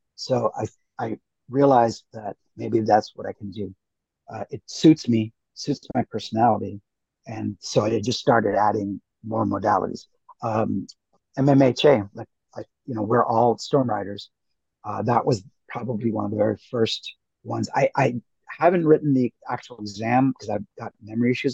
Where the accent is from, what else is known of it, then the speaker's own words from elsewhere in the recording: Canada; also born or lived in India / Toronto / United States; I did most of my growing up in Canada, a little bit in the states